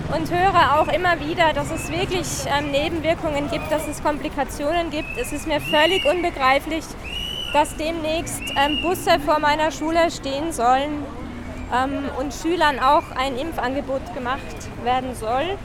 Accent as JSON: {"language": "German", "country": "Austria", "said": "ich komme aus Österreich"}